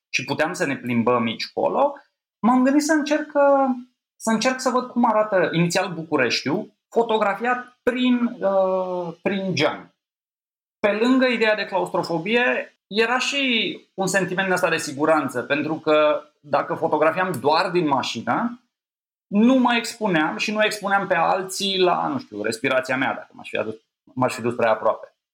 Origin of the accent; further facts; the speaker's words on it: Vatra Dornei, Suceava County, Romania; Vatra Dornei, care întâmplător e și orașul meu natal